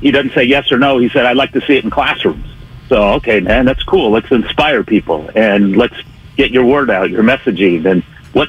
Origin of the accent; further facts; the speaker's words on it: Bay Area, California, United States; also born or lived in San Diego; I grew up in the Bay Area